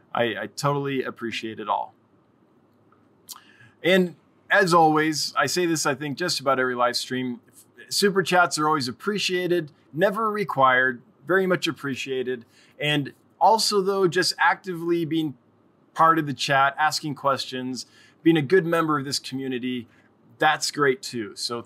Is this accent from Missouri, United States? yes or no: no; Kansas, United States; I'm from Kansas, so bass, crappie, bluegill, and catfish are all on the menu.